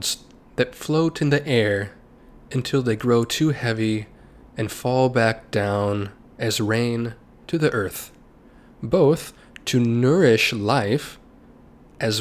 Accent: United States; my home country of the United States

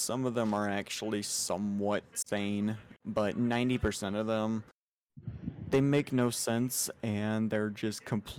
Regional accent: Florida, United States; I'm from Florida.

